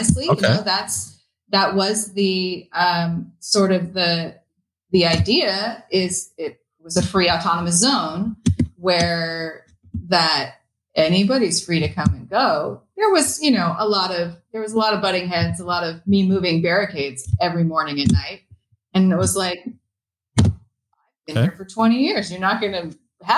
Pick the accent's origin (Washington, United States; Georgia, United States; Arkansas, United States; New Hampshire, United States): Washington, United States; Renton; now in Seattle, United States; I grew up in Renton. I'm from Renton and moved to Seattle when I was 17.